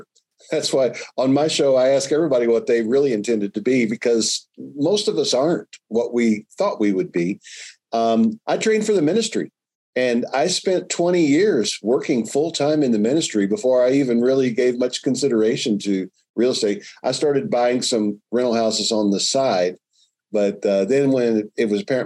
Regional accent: Louisville, Kentucky, United States; moved away; I grew up in Louisville, Kentucky

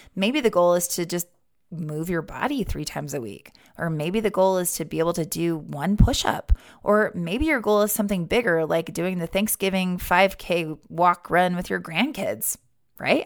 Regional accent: Wyoming, United States; Growing up in Wyoming

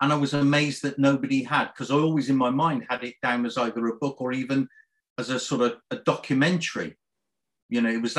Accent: Cardiff, Wales, United Kingdom; now in Bristol, United Kingdom; I was born in Cardiff, actually.

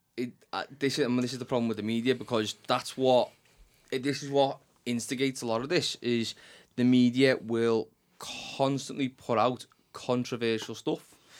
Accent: Liverpool, North West England, United Kingdom; accent: Scouse; the di-, dialect in which we speak, Scouse

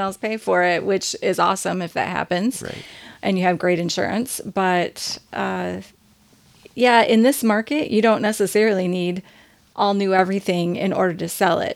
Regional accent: Indiana, United States; now in Michigan, United States; growing up in Indiana

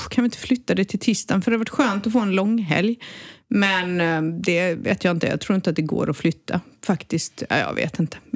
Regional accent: southern Sweden, Sweden; Och vi har alltid haft vecka 8 nere i söder.

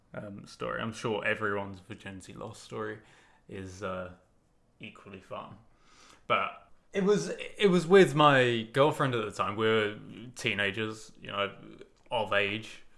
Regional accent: United Kingdom; I'm British

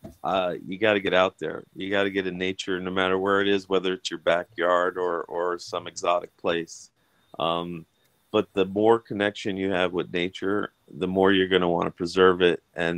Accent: United States; also born or lived in Brazil; I was born in America

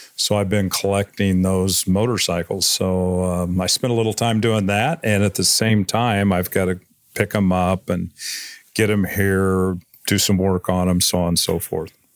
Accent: Missouri, United States; now in McCall, Idaho, United States; I grew up in Missouri

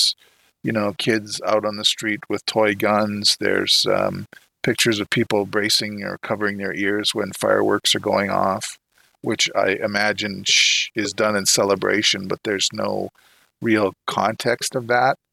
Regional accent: Canada; being a Canadian

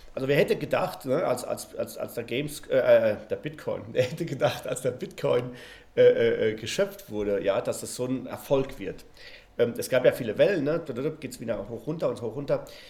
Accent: Spain; moved away; Ich bin ja in Spanien aufgewachsen

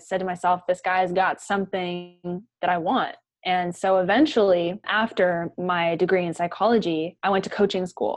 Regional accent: White Rock, British Columbia, Canada; moved away as an adult; also born or lived in Victoria, Canada; now in Dallas, United States; I'm from White Rock, which is like an hour south of Vancouver, Canada, little beach town

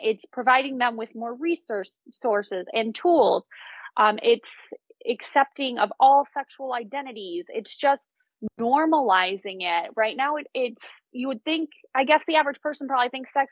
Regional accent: United States; as an American

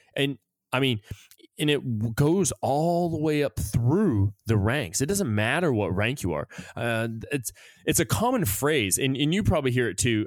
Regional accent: United States; moved away; we feel safer here than we do in our own country

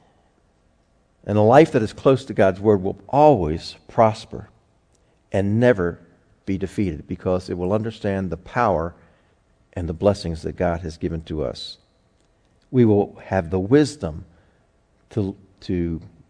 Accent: United States; as an American

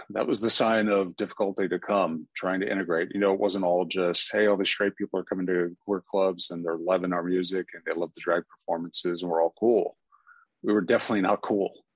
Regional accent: Atlanta, Georgia, United States; Atlanta just being my hometown

